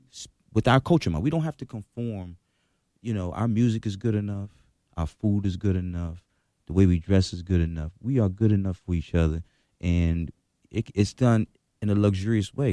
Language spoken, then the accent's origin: English; Washington, District of Columbia, United States; I grew up in Washington when it was Choctaw City.